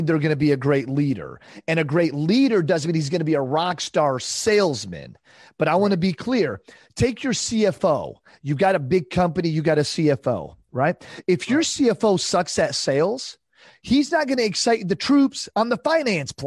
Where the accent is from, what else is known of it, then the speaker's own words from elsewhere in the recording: Detroit, Michigan, United States; I'm from Detroit.